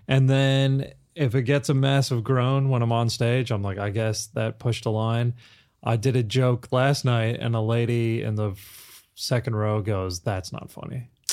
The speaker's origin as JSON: {"language": "English", "region": "Kansas", "country": "United States", "tie": "born or raised there", "also_born_or_lived": "London", "moved": "as an adult", "lives_now": "Australia", "said": "I grew up in Kansas"}